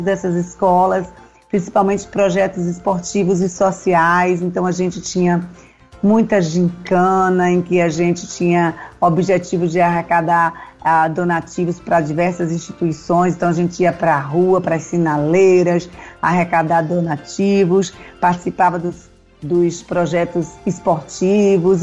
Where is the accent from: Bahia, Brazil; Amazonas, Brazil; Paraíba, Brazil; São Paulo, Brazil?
Bahia, Brazil; Salvador; also born or lived in Pernambuco; Eu cheguei aqui na Bahia, eu vim de Pernambuco, cheguei aqui ainda criança